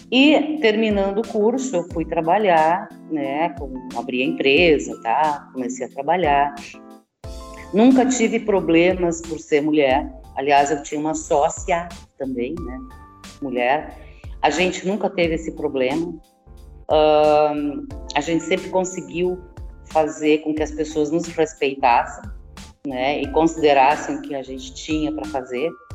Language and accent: Portuguese; Estrela, Rio Grande do Sul, Brazil; Sou natural de Estrela, no Rio Grande do Sul